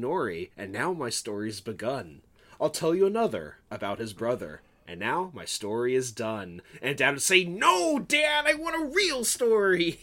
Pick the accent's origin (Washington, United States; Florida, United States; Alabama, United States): Washington, United States; Lake Stevens; I have lived in my hometown of Lake Stevens for a good portion of my life